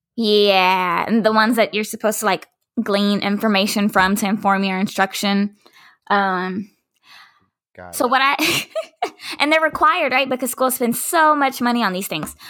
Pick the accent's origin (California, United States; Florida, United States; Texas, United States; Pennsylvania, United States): Texas, United States; Dallas; I'm from Dallas, from Oak Cliff